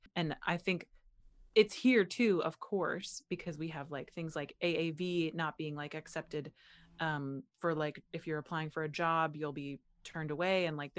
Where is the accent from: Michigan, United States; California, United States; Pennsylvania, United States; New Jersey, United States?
Pennsylvania, United States; Butler; And then when I came back, when I moved back to the US, it was very like, where are you from? And I was like, mm-hmm. I'm from here in Butler, Pennsylvania.